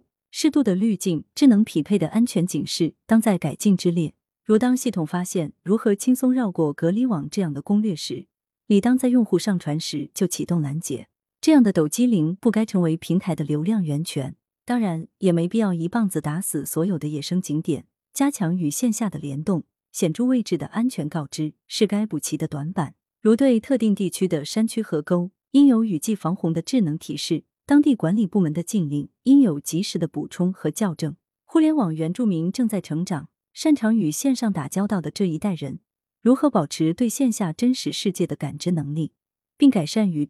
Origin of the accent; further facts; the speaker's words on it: Sichuan, China; 我们四川人就是在洪水中也能血战到底